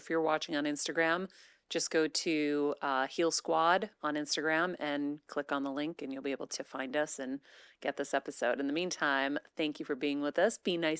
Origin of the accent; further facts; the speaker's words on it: Massachusetts, United States; We're from Massachusetts.